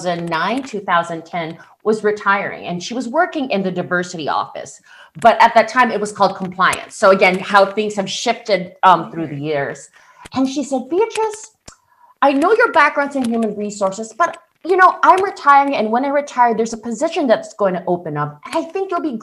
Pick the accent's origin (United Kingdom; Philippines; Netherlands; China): Philippines; moved away as an adult; now in United States; I was born and raised in the Philippines